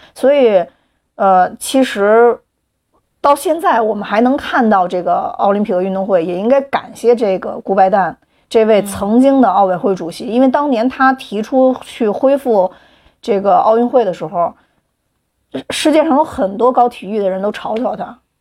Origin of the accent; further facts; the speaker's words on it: China; 我们中国人